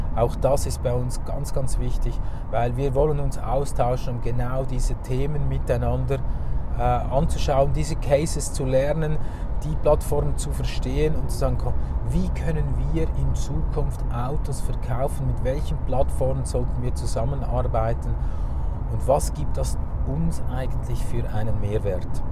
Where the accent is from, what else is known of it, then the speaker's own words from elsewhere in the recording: Zurich, Switzerland; bei uns in Zürich